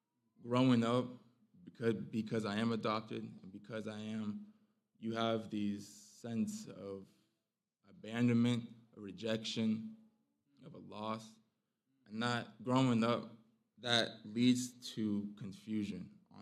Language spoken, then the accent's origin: English; Phoenix, Arizona, United States; now in Polk County, United States; I'm 22 years old. I'm originally from Phoenix, Arizona. But my family and I, we moved over to a small town, Polk County, North Carolina.